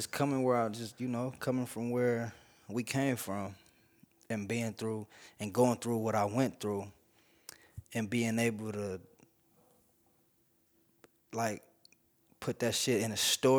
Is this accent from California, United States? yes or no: yes; Kansas Street, California, United States; I grew up on Kansas Street.